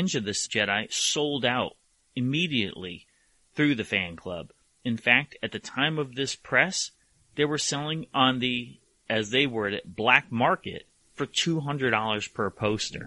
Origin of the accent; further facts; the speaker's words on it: Hamden, Connecticut, United States; I grew up in Hamden, one town over, North Haven